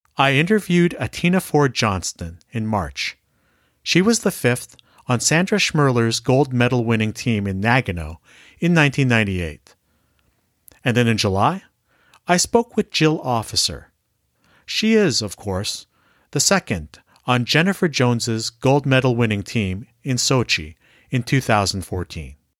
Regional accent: Canada; I'm Filipino Canadian

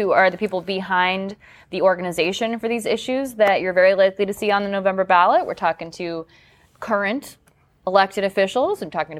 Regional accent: Canton, Ohio, United States; that's in Canton, my hometown. Shout out to the 330.

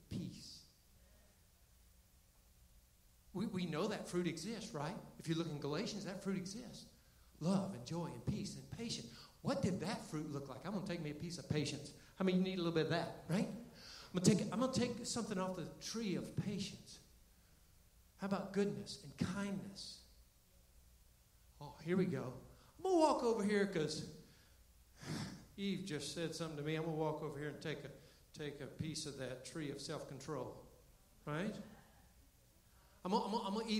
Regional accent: Florida, United States; now in Canton, United States; I grew up in Florida

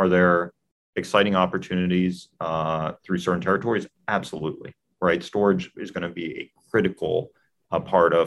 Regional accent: Maryland, United States; my home state of Maryland, where I grew up

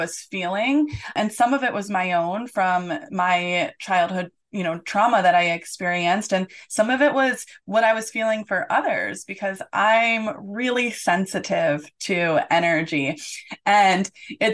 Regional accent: Detroit, Michigan, United States; now in Orlando, United States; I grew up in the Metro Detroit area

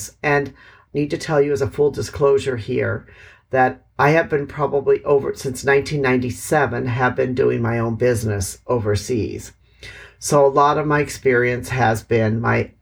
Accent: Milwaukee, Wisconsin, United States; moved away as an adult; also born or lived in Hanoi, Vietnam; now in Vietnam; I am from Milwaukee, Wisconsin

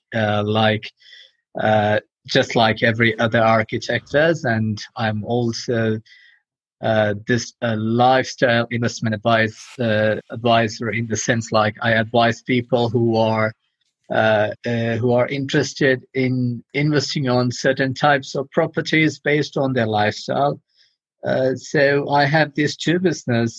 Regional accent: India; moved away as an adult; also born or lived in Europe; I'm from India. I left India a few years ago. I got trained as an architect in India

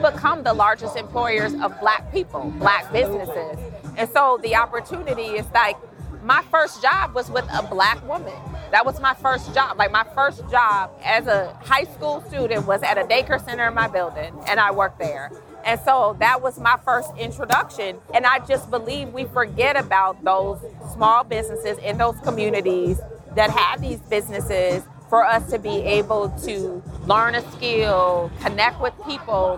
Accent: Chicago, Illinois, United States; I'm from Chicago

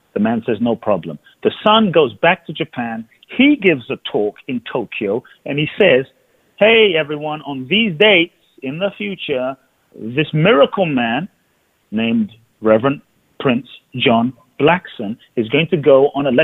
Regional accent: London, United Kingdom; moved away as an adult; I grew up in London

